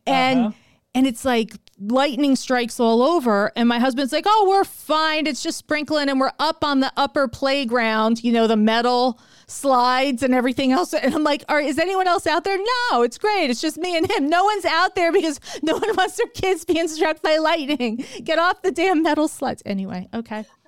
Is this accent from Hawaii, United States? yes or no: no; New York, United States; me being a New Yorker